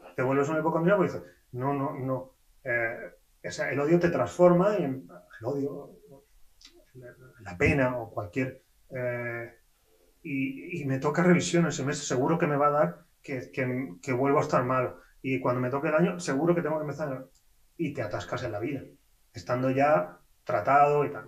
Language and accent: Spanish; Spain